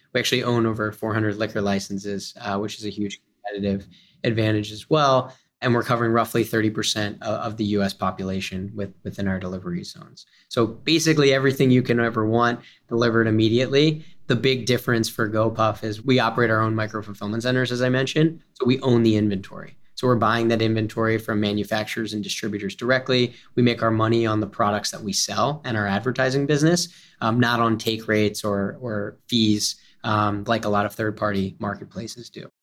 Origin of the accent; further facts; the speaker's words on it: Philadelphia, Pennsylvania, United States; I'm from Philadelphia